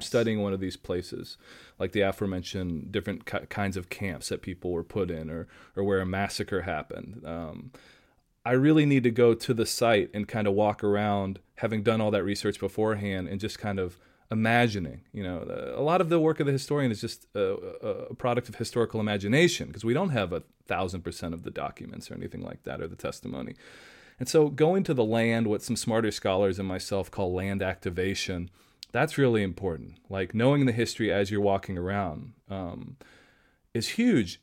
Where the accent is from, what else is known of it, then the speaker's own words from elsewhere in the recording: Nashville, Tennessee, United States; moved away; I grew up in Nashville, Tennessee, so I was around music all the time.